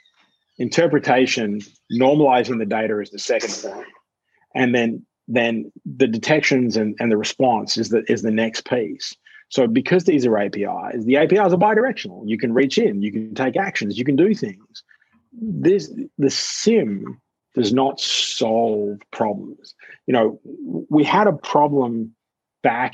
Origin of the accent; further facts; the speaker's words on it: Australia; as an Australian